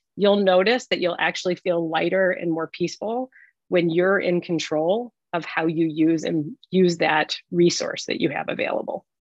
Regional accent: Detroit, Michigan, United States; I'm a Detroit girl, so I was leaving the automotive industry

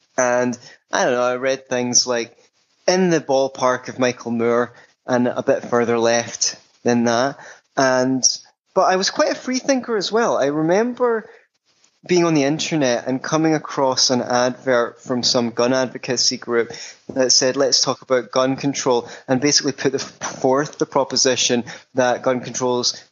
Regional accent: Scotland, United Kingdom; I grew up in Scotland

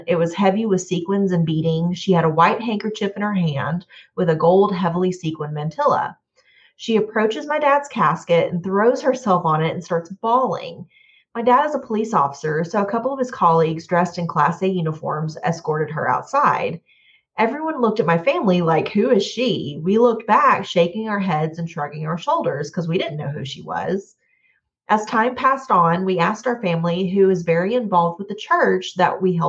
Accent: Montebello, California, United States; It's the oldest church in the town I grew up in Montebello

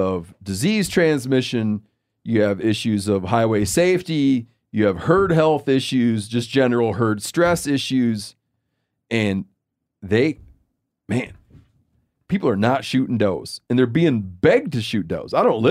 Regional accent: Michigan, United States; The doe, when I was a kid growing up in Michigan, if you drew a doe tag, you were so

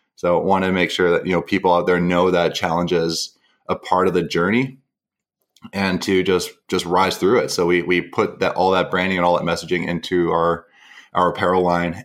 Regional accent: Mission, British Columbia, Canada; also born or lived in Vancouver; now in New Westminster, Canada; originally from a small town called Mission in British Columbia. And I, I grew up there all the way through high school

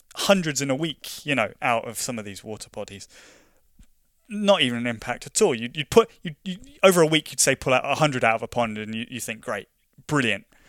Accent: London, United Kingdom; moved away as an adult; now in Scotland, United Kingdom; I grew up in London, and growing up in London

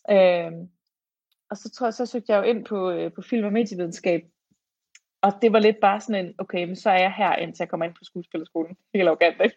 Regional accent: Fredericia, Southern Denmark, Denmark; jeg er fra Fredericia

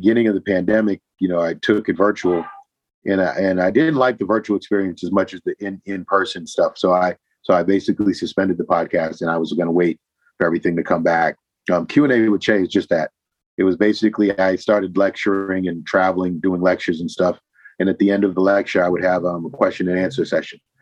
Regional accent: Boston, Massachusetts, United States; I'm originally from Boston

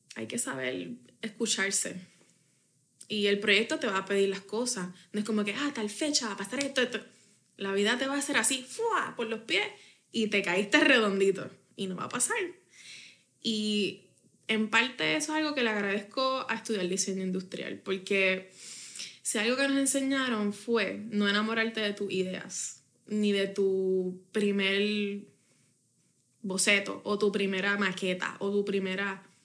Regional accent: Bayamón, Puerto Rico; Yo viví eso en Bayamón

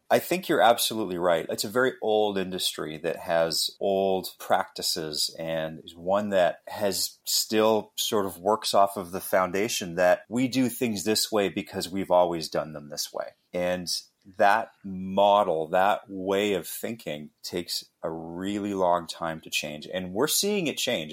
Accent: Western Canada, Canada; born and raised in Canada, Western Canada

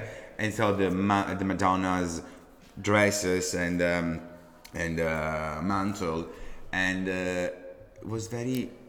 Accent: Messina, Sicily, Italy; English is a second language; moved away; Gianni Versace was born in the same place where I was born. I'm from Messina.

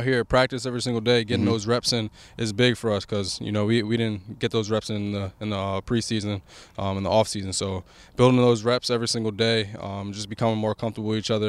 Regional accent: New Jersey, United States; now in Washington, D.C., United States; I'm from Jersey.

